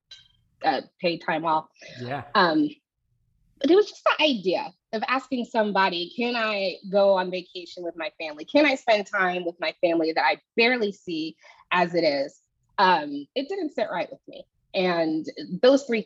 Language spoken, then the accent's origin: English; Houston, Texas, United States; moved away as an adult; now in Austin, United States; I moved back to my hometown in Houston